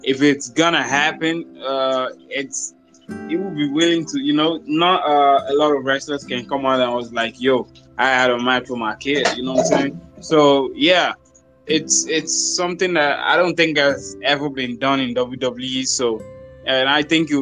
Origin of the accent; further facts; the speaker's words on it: Nigeria; from Nigeria